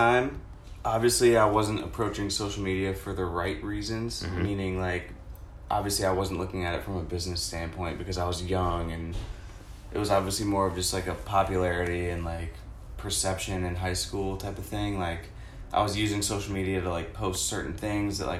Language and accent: English; Pittsburgh, Pennsylvania, United States; also born or lived in California; now in Tampa, United States; I grew up in Pittsburgh. I was born in California, but it doesn't really count because I moved when I was like 2. Pretty much grew up in Pittsburgh, went to the same high school as Alex and Tom